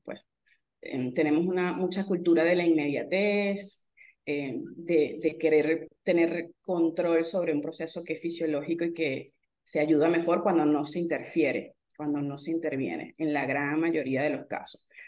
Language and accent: Spanish; Venezuela